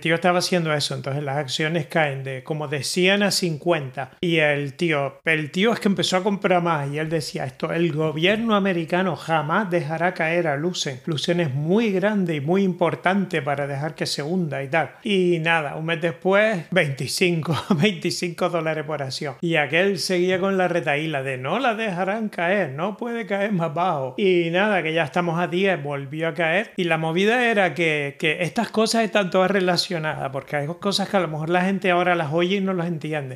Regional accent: Spain; moved away; yo soy español

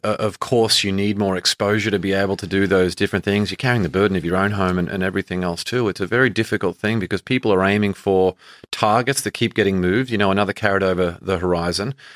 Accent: Australia; moved away; growing up in Australia

